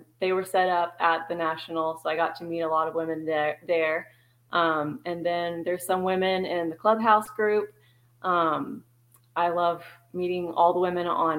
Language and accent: English; Texas, United States; I was born and raised in Texas